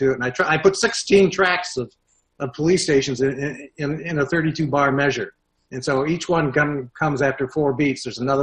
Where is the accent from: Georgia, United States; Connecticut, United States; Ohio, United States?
Ohio, United States; Toledo; I grew up in Toledo, Ohio, which is a little Detroit